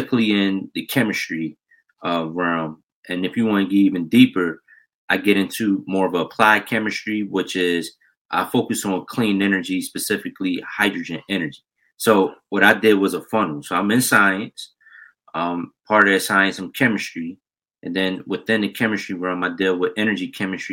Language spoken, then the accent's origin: English; Philadelphia, Pennsylvania, United States; also born or lived in Chicago; I'm from North Philadelphia originally. Born in Chicago, raised in Philly all my life